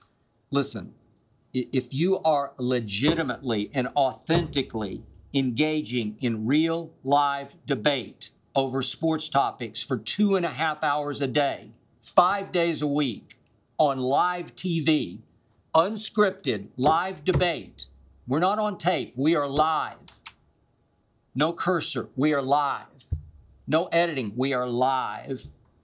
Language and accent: English; Oklahoma City, Oklahoma, United States; the school I grew up loving in Oklahoma City, which is the University of Oklahoma.